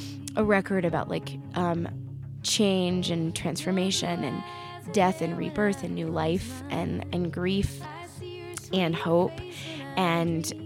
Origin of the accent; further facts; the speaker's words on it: the South, United States; I grew up in the South